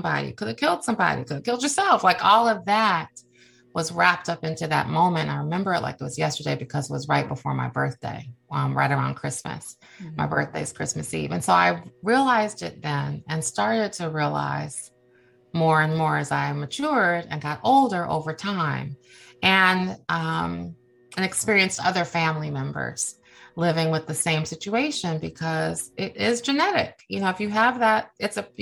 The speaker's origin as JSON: {"language": "English", "town": "Cleveland", "region": "Ohio", "country": "United States", "tie": "born or raised there", "moved": "yes", "lives_now": "Washington, D.C., United States", "said": "I live in the Washington, D.C. area. I was raised in Cleveland, Ohio"}